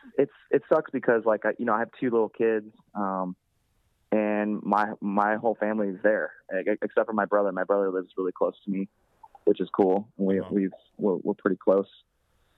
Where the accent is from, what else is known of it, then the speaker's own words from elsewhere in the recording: Florida, United States; also born or lived in New Jersey; I grew up in Florida, and Florida sucks